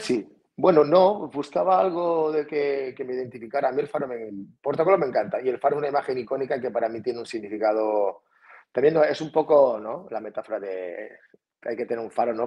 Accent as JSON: {"language": "Spanish", "town": "Felanitx", "region": "Balearic Islands", "country": "Spain", "lives_now": "Portocolom, Spain", "said": "yo soy de Felanich, y que está a 12 kilómetros, y vivo en Puerto Colón, justo aquí al lado"}